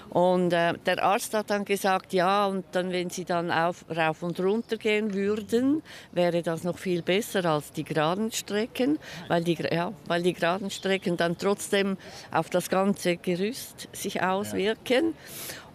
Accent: Zurich, Switzerland; Und ich komme aus Zürich

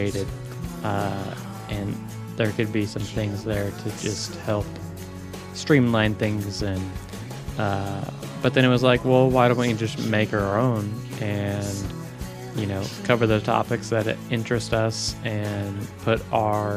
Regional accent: Ashland, United States; born and raised in Ashland

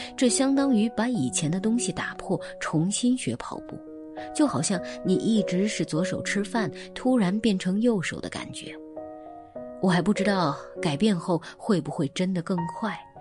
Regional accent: China; now in Shanghai, China; 为身为中国人感觉骄傲。好了，今天就是这样， … 在上海跟各位说晚安。

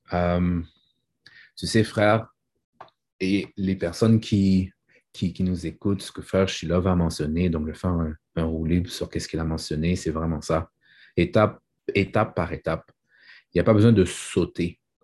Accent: Haiti; Je suis un haïtien et ma mère fait bien à manger.

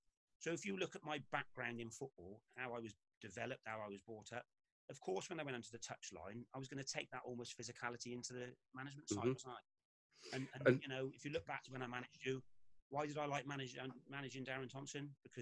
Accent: Hereford, West Midlands, United Kingdom; And we're coming from Hereford, where we. Completely not multicultural back in the 80s.

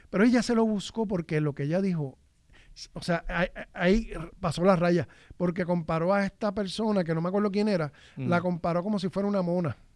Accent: Puerto Rico; O sea que porque yo soy la, yo soy este

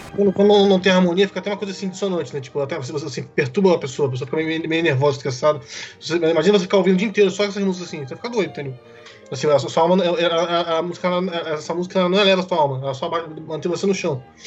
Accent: Brasília, Federal District, Brazil; Também sou de Brasília também

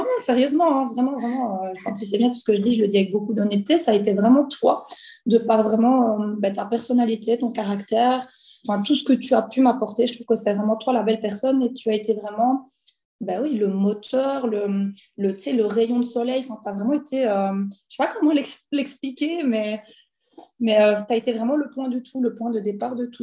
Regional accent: Belgium; j'ai 29 ans, je viens de Belgique

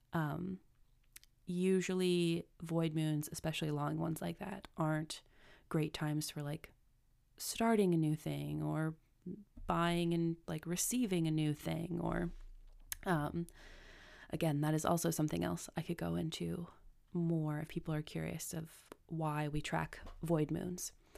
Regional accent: United States; I'm American

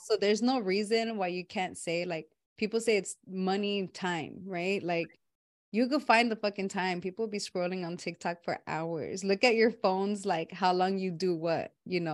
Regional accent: Los Angeles, California, United States; moved away; where I grew up back home in Watts

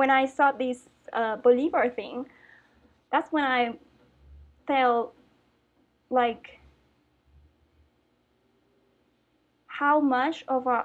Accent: Puerto Rico; English is a second language; moved away as an adult; now in Mexico; in 2016, I moved finally from Puerto Rico

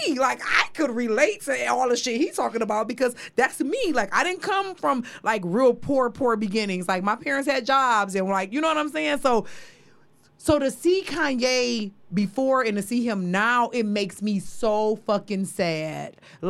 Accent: Midwest, United States; me and … the same age. Mm-hmm. We're both from the Midwest.

